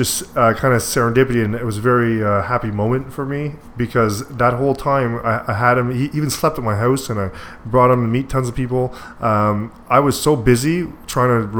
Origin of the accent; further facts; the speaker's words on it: Deux-Montagnes, Quebec, Canada; my hometown of Two Mountains